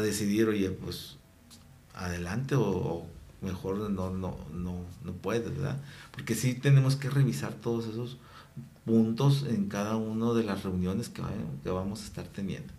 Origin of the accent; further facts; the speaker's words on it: Mexico; soy mexicano, voy guadalupano